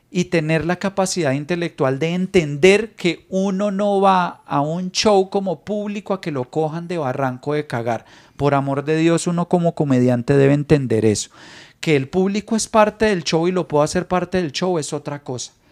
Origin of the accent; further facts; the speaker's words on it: Venezuela; así como está Venezuela, todavía nos dicen muertos de hambre de manera peyorativa.